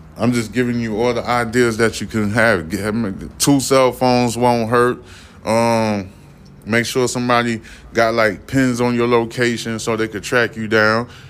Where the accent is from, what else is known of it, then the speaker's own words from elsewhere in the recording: New York City, New York, United States; I'm from Brooklyn.